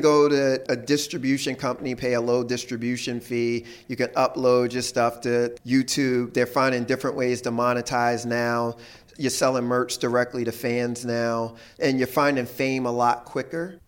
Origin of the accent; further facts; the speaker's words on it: Philadelphia, Pennsylvania, United States; I grew up in Philly